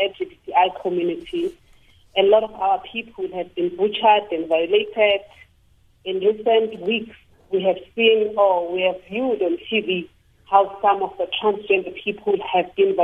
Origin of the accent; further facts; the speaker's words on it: South Africa; As a South African citizen